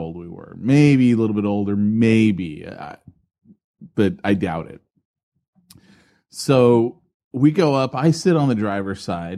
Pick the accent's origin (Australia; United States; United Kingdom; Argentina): United States; San Francisco, California; I didn't live in L.A. I grew up in San Francisco